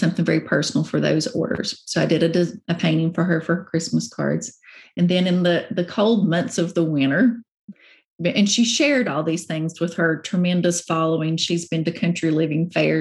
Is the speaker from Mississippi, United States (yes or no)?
no; Virginia, United States; I'm from Virginia